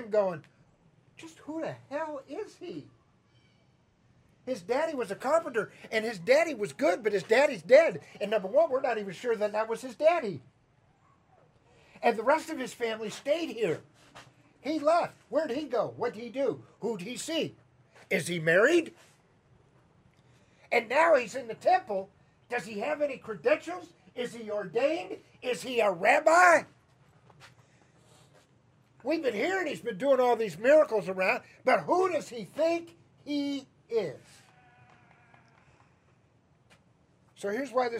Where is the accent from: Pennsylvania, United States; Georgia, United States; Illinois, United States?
Illinois, United States; Chicago; accent: Midwestern; now in Atlanta, United States; I would tell them Chicago